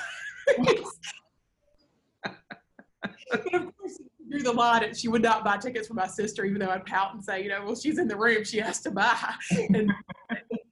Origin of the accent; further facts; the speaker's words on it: Decatur, Alabama, United States; I grew up here in Decatur.